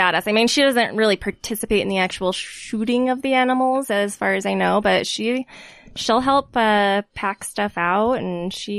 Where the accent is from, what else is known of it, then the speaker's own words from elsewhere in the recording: South Jordan, Utah, United States; also born or lived in Salt Lake City; I grew up out in South Jordan. I went to Bingham High School.